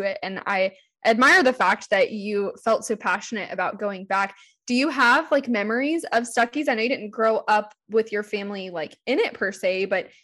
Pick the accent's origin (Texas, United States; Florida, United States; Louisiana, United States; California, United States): Florida, United States; Central; I'm from Central Florida, but my family is from South Georgia and Central Florida